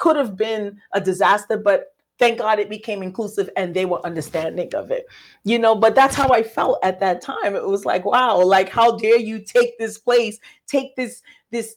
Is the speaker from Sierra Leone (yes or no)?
yes; Sierra Leone; my cousin, we're from Sierra Leone.